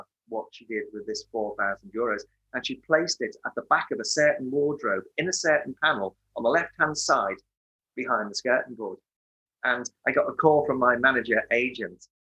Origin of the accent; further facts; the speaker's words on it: Merseyside, the Wirral, North West England, United Kingdom; I was born in 1957 on Merseyside, 12 years after the Second World War, 12 years after the rationing of the Second World War. Not that I remember any of that. And I was born into a loving family. I've got two brothers, and born on the Wirral